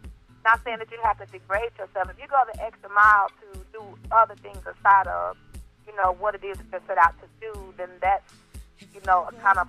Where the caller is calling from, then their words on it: Plainfield, Indiana, United States; I'm calling from Plainfield, Indiana.